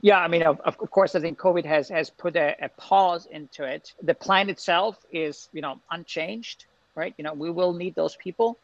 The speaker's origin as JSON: {"language": "English", "country": "Austria", "also_born_or_lived": "Glasgow", "moved": "yes", "said": "in Austria we say there is no bad weather, there's just bad clothing"}